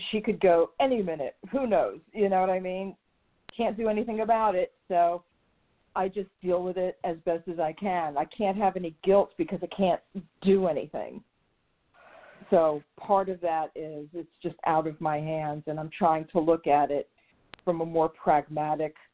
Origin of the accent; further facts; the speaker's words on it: New York, United States; moved away; the being a, a native New Yorker